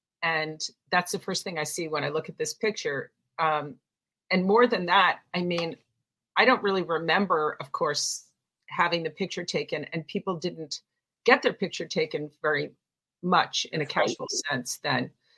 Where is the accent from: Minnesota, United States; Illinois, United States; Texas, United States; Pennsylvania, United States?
Illinois, United States; Chicago; In Chicago.